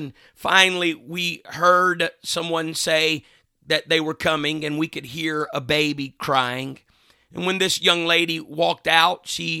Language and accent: English; Mississippi, United States; Another time, my grandfather and I were going into the town that I grew up in Mississippi.